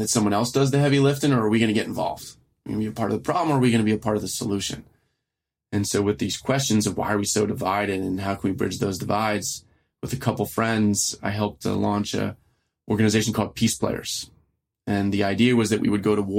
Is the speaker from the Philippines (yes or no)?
no; Baltimore, Maryland, United States; first language French; growing up in Baltimore City